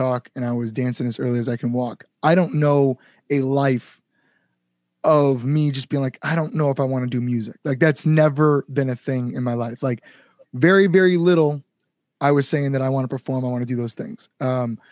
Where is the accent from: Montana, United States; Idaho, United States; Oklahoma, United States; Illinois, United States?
Illinois, United States; Plainfield / Oswego